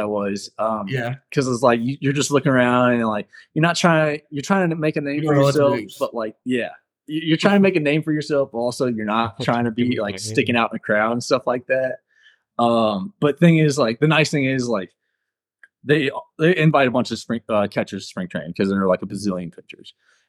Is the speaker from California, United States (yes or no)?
no; Chesterfield, Missouri, United States; because we're both from Chesterfield, and I was able to get dinner with him. We just talked about Chesterfield and West County